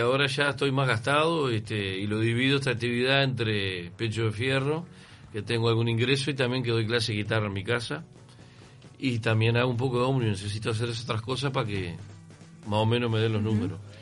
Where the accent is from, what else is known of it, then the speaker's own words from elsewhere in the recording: San José de Mayo, San José, Uruguay; now in Montevideo, Uruguay; yo soy de San José, en San José nadie tira nada